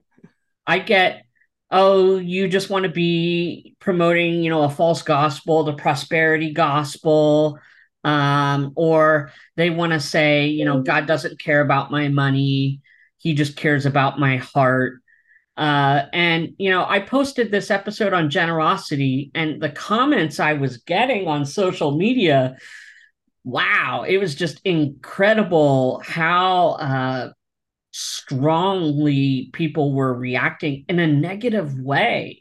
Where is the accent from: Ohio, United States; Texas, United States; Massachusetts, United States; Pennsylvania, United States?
Pennsylvania, United States; East Coast of; now in Orange County, California, United States; where I'm from in the East Coast of Pennsylvania